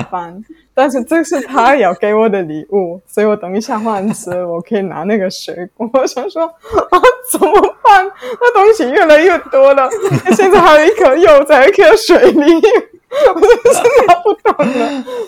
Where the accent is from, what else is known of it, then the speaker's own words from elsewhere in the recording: Germany; Chinese is a second language; moved away as an adult; also born or lived in Italy; now in Taiwan; 我在德国出生长大